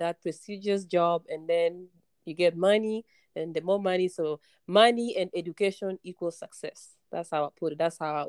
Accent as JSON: {"language": "English", "country": "Kenya", "said": "Kenya is huge, but we have like about 53 tribes, if I'm butchering it, sorry, my Kenyan people, but I'm from Luo"}